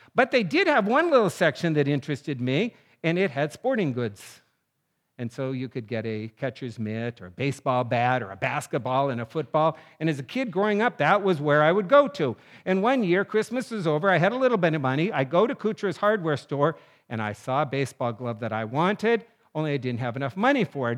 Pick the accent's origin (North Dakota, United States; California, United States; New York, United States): North Dakota, United States; moved away; I was in junior high and living in my little town of North Dakota.